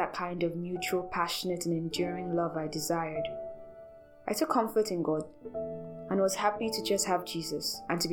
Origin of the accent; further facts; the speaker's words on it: Nigeria; As a Nigerian spoken word artist